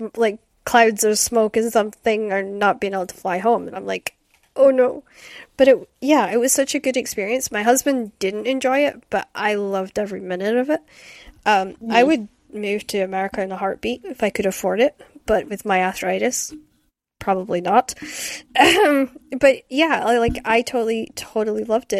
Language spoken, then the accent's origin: English; Scotland, United Kingdom; also born or lived in Aberdeen / Shetland; growing up in Scotland